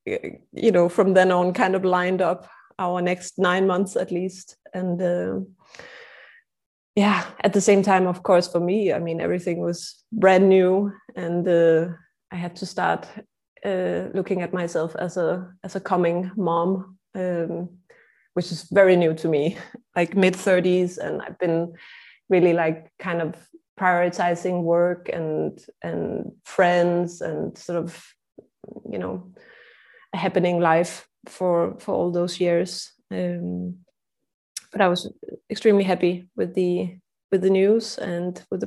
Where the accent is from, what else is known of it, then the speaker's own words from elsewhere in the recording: Denmark; now in Prague, Czech Republic; I'm originally from Denmark, and I'm based in Prague, Czech Republic.